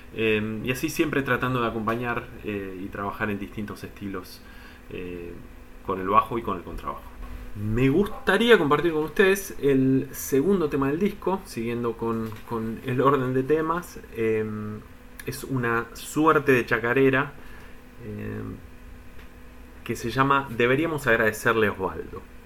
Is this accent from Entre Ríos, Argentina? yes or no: no; Buenos Aires, Argentina; Soy de Capital, zona de colegiales